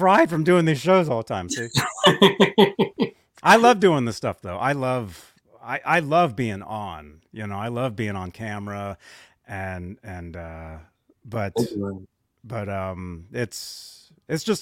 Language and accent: English; San Pedro, California, United States; San Pedro, my hometown.